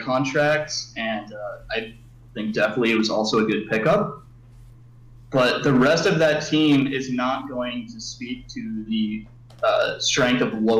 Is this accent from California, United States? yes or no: yes; California, United States; now in Germany; California native, living in Germany.